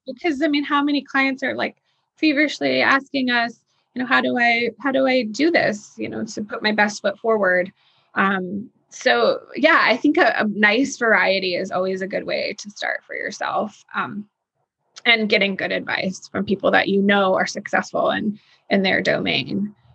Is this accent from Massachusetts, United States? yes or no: no; New York, United States; also born or lived in Texas; now in Nashville, United States; being a New Yorker from New York